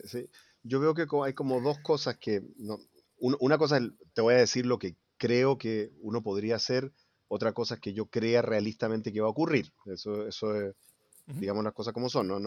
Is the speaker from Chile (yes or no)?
yes; Chile; como chileno, como ciudadano